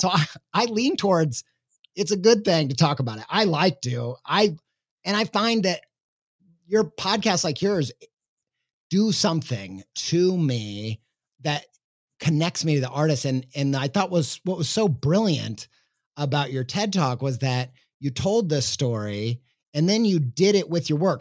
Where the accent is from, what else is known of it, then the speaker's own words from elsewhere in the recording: United States; as an American